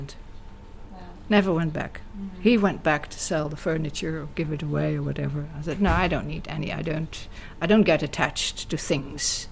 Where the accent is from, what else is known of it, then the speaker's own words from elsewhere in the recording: Amsterdam, Netherlands; moved away as an adult; also born or lived in South Africa; now in Ibiza, Spain; I was never telling anybody that I was from Dutch descent. I always pretended I was British